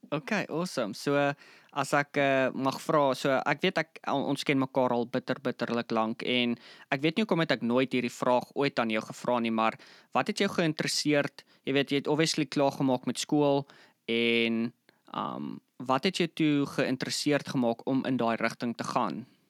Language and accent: Afrikaans; Bloemfontein, Free State, South Africa; ek obviously ja in Bloemfontein groot geword